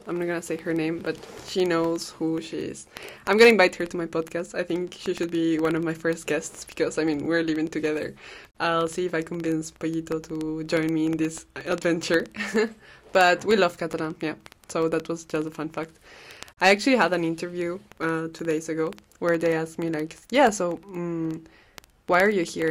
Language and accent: English; Cajamarca, Peru; first language Spanish; English is a second language; now in Brussels, Belgium; I'm a Peruvian girl living in Brussels. I come from Cajamarca. It's an amazing city in the Andes of Peru.